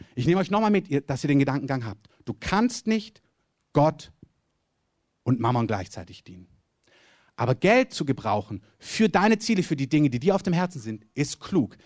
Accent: Southern Germany, Germany; ich komme aus dem Süden Deutschland

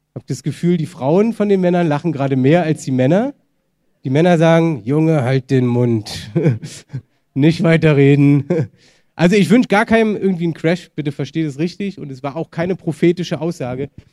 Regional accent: Germany; wir als Deutsche

